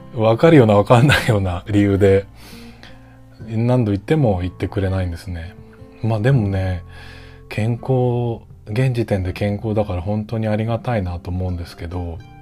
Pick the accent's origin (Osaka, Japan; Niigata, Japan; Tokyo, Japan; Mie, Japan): Tokyo, Japan; Ota; 僕のその生まれ育った大田区っていう東京都の大田区